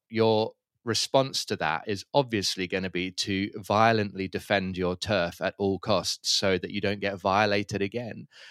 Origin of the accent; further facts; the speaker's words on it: London, United Kingdom; moved away as an adult; also born or lived in Cape Town, South Africa; now in Manenberg, Cape Town, South Africa; I'm from London originally, uh, but have been living in Cape Town now for almost fifteen years